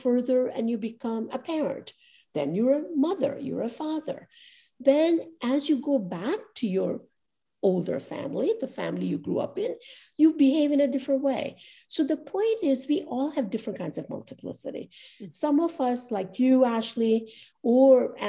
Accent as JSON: {"language": "English", "town": "Ahmedabad", "region": "Gujarat", "country": "India", "tie": "born or raised there", "moved": "yes", "lives_now": "New York, United States", "said": "they would always think of me as Ahmedabadi first in that town that I grew up."}